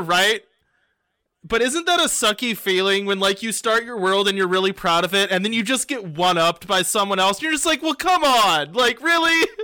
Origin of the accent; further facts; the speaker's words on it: Indiana, United States; I'm from Indiana